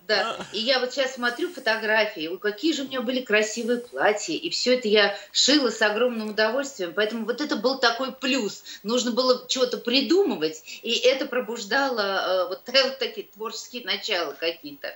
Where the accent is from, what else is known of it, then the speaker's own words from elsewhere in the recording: Dubna, Moscow Oblast, Russia; also born or lived in Kyiv; now in Moscow, Russia; Мама живет в Дубне, э, там, где я выросла, это под Москвой